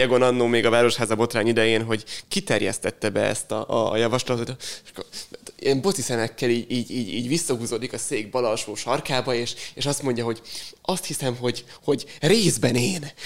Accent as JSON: {"language": "Hungarian", "country": "Hungary", "said": "magyarok vagyunk"}